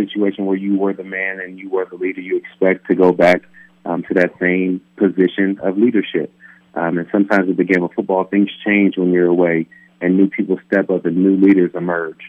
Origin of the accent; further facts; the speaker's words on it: Palm Bay, California, United States; moved away; building homes back in my hometown of Palm Bay, California